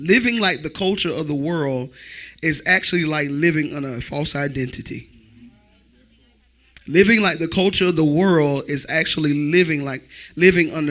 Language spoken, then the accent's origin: English; Florence, United States; I grew up in Florence, so I'm surrounded by the culture of Florence